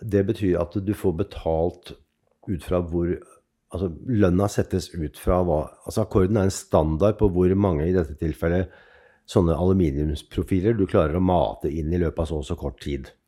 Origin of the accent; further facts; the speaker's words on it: Oslo, Norway; also born or lived in Ålesund; Jeg vokste opp helt uh, sør i Oslo, altså sørøst i Oslo